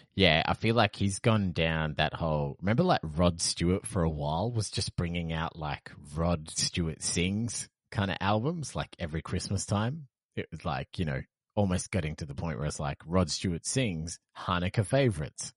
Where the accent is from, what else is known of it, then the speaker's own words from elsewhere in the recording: Perth, Western Australia, Australia; moved away; I came from Perth, which is basically just an overglorified country town